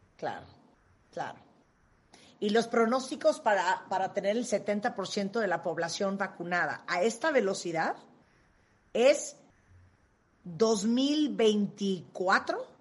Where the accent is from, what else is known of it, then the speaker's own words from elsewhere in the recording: Nicaragua; yo nací en Nicaragua